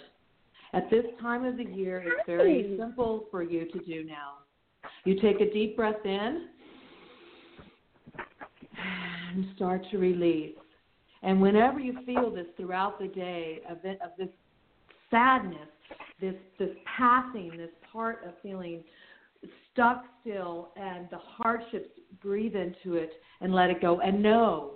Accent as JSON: {"language": "English", "town": "Wichita", "region": "Kansas", "country": "United States", "said": "I'm also from the Midwest. I'm from Wichita, Kansas"}